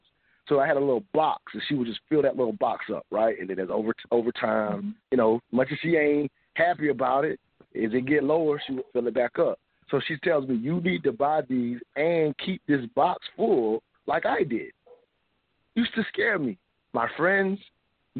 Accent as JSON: {"language": "English", "region": "the South", "country": "United States", "tie": "born or raised there", "said": "even though I was born in the South"}